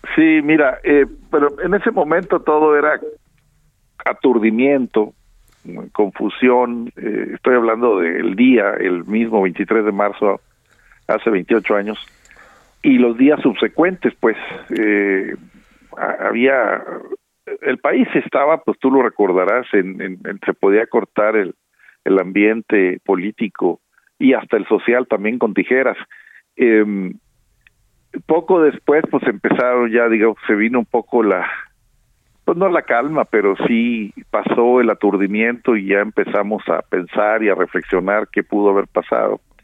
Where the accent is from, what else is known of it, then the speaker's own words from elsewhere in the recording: Nuevo León, Mexico; aquí en mi tierra, en Nuevo León